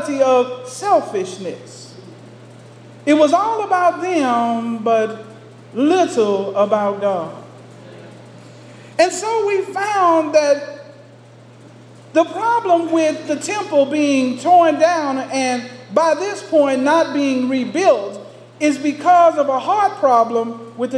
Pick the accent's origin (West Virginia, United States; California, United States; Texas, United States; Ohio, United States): Texas, United States; growing up in Texas. As a little boy, I would be out in the fields working with my dad